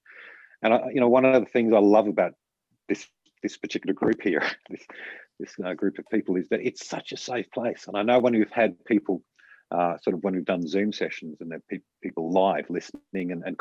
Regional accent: Australia; as Australian males

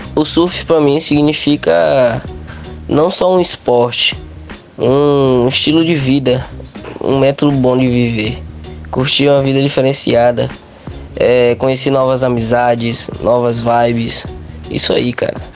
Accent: Ilhéus, Bahia, Brazil; Eu nasci em Ilhéus mesmo, Bahia

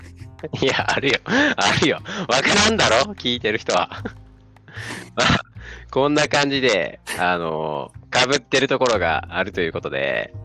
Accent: Tokushima, Japan; moved away as an adult; now in Tokyo, Japan; 出身が徳島です。で今住んでるのが、えー、東京、上京しています

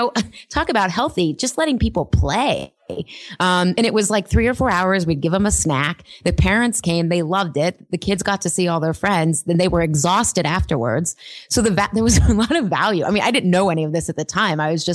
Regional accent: Pittsburgh, Pennsylvania, United States; So I grew up, Pittsburgh is a very blue collar working town. My parents were city school teachers. We were very solidly middle class.

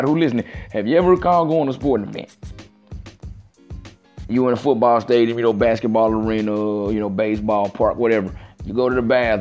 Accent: Mississippi Gulf Coast, United States; I'm from the Mississippi Gulf Coast

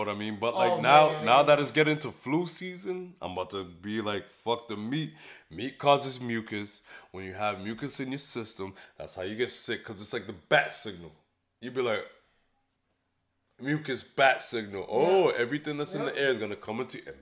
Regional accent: Framingham, Massachusetts, United States; also born or lived in Boston / Bronx, New York; I grew up in Framingham

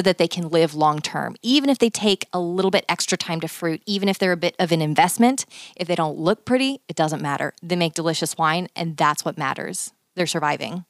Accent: Texas, United States; I'm from Texas

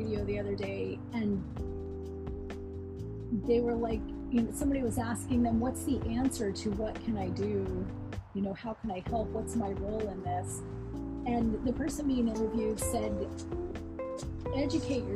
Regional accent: Alaska, United States; I grew up here in Alaska

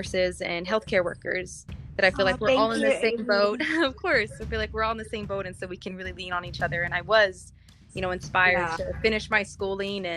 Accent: Texas, United States; now in New Mexico, United States; Texas is my home state, and so to kind of try and help out my home community

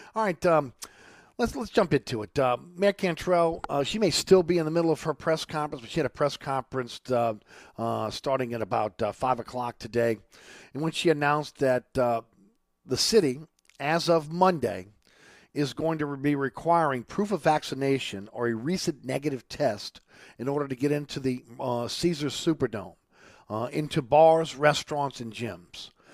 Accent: New Orleans, Louisiana, United States; also born or lived in Saint Bernard; I grew up in New Orleans.

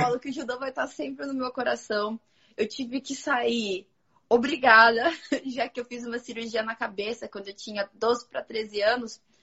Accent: Santo André, São Paulo, Brazil; Santo André, que eu sou de Santo André

